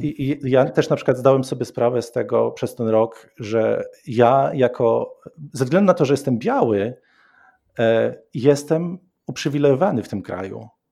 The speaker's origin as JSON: {"language": "Polish", "town": "Koszalin", "region": "West Pomeranian Voivodeship", "country": "Poland", "moved": "yes", "lives_now": "Montana, United States", "said": "Ja pochodzę z Koszalina"}